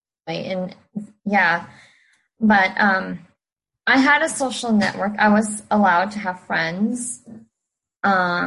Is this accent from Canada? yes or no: no; Lebanon; born or raised there; now in California, United States